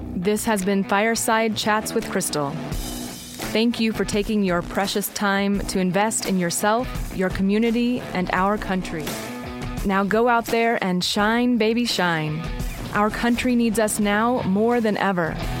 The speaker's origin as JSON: {"language": "English", "country": "United States", "said": "We are American"}